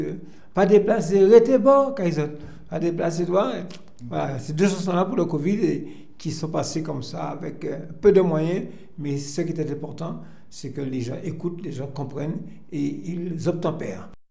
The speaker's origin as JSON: {"language": "French", "town": "Fort-de-France", "country": "Martinique", "tie": "born or raised there", "said": "Je suis né à Fort-de-France et j'ai habité pendant toute mon enfance à Crozanville quartier Crosanville"}